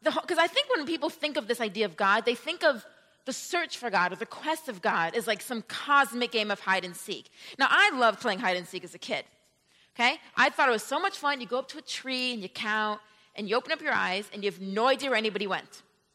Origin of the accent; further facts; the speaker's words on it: Rochester, New York, United States; now in Atlanta, United States; I come from the state, and New York City is a city in the state. So I grew up right on the Canada border